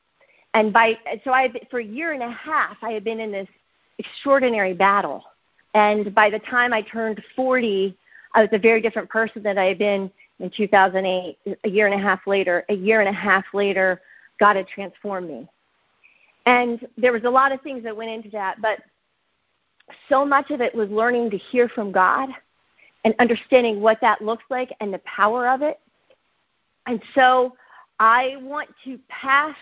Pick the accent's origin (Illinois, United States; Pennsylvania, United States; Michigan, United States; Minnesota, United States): Pennsylvania, United States; Philadelphia; moved away as an adult; also born or lived in Oklahoma / North Carolina; we're from Philadelphia.